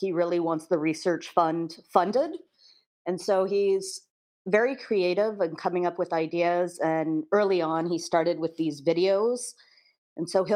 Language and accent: English; Kansas, United States; moved away; I grew up in Kansas, so I still have my Kansas community